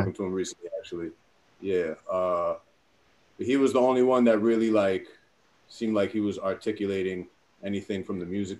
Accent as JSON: {"language": "English", "town": "Bellmore", "region": "New York", "country": "United States", "tie": "born or raised there", "also_born_or_lived": "Queens, New York", "said": "I'm from Queens, grew up in Long Island."}